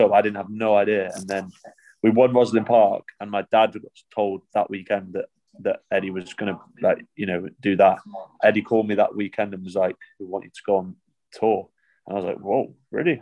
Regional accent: England, United Kingdom; also born or lived in France / Scotland (family ancestry); I've lived in England since I was one years old

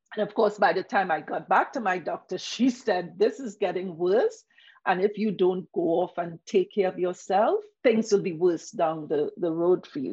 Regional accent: Trinidad & Tobago; moved away; also born or lived in Toronto, Canada; I came from the Caribbean

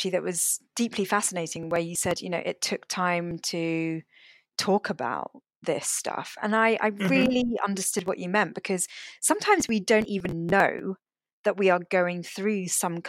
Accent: United Kingdom; I was born in this country and my parents were not. And so I'm not. I wouldn't say I'm British or English. Neither am I Sri Lankan or Malaysian

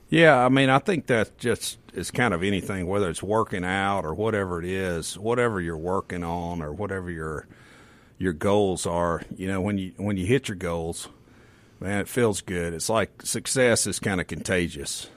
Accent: the Mississippi Delta, United States; I grew up in the Delta, so we had tornado parties

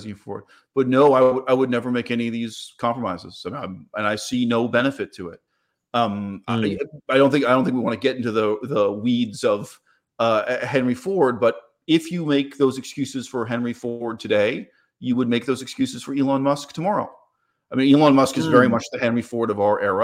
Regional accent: Canada; I'm from Canada

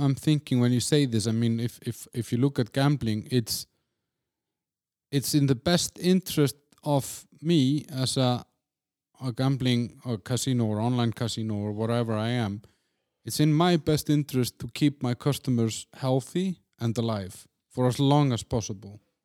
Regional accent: Iceland; moved away; in my home country, in Iceland

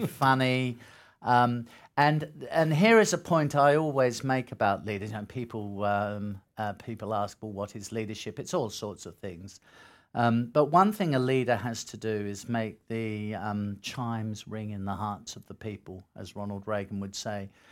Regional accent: Australia; as an Australian

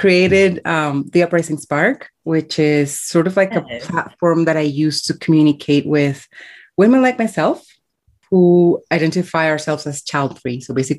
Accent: Colombia; born there; I was born in Colombia, and I have called 5 countries home in my 30-something years so far.

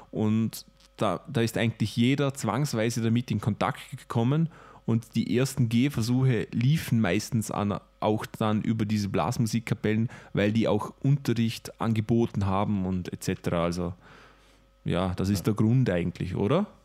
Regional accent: Vorarlberg, Austria; Wir, wir, kommen ja alle gebürtig aus Vorarlberg. Das ist eigentlich das kleine Vorarlberg, ein kleines Bundesland in Österreich.

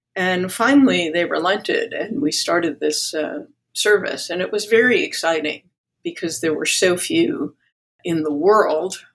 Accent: New York, United States; I was born in New York, a product of Greek immigrants, and grew up in a bilingual household

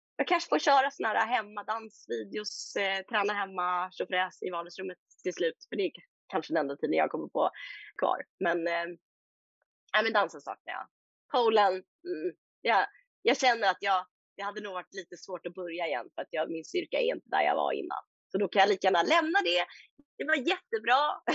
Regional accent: Sweden; moved away as an adult; also born or lived in Stockholm / Bermuda; now in England, United Kingdom; hemma i Sverige

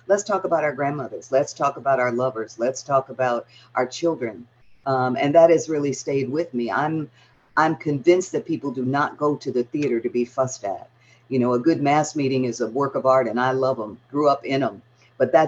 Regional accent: Detroit, Michigan, United States; now in Atlanta, United States; I was a little girl in an all-Black neighborhood on the all-Black west side of Detroit, reading Ibsen

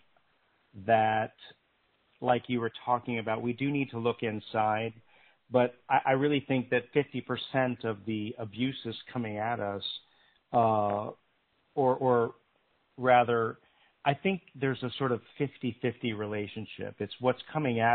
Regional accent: Pennsylvania, United States; moved away as an adult; also born or lived in North Carolina; I grew up in Pennsylvania

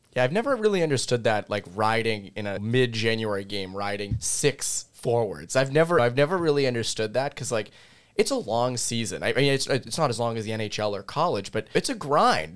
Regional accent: Framingham, Massachusetts, United States; from my hometown of Framingham

